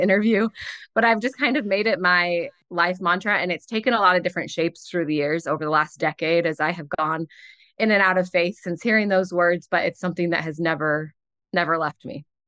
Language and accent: English; St. Louis, Missouri, United States; moved away; also born or lived in Ohio / Connecticut; I'm from Saint Louis originally